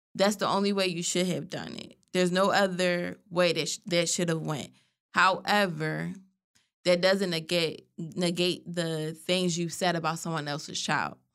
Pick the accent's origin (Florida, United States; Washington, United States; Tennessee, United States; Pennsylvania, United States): Pennsylvania, United States; Philadelphia; We're from Philly.